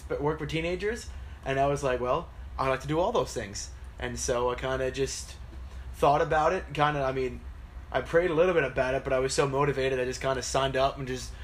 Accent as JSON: {"language": "English", "town": "Clearwater", "region": "Florida", "country": "United States", "said": "I'm from Tampa, Clearwater"}